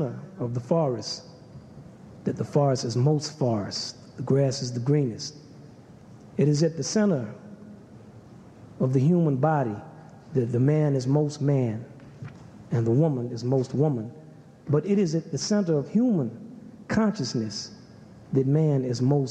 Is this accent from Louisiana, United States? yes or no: yes; Kenner, Louisiana, United States; also born or lived in New Orleans; I grew up in Kenner, Louisiana, and we were basically country